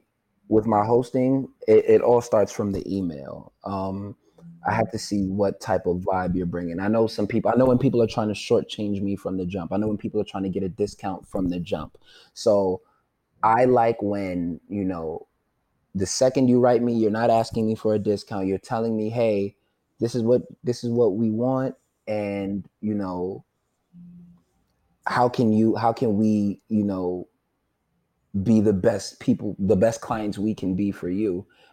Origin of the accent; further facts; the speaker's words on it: Nigeria; For the people that are listening that may not know, I am, you know, I'm Nigerian.